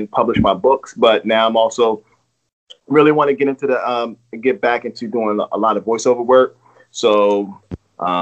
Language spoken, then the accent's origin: English; Baltimore, Maryland, United States; I'm from Baltimore